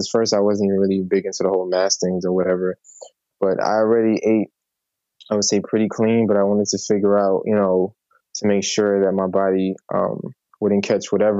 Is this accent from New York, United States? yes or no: yes; New York City, New York, United States; I was born in the Bronx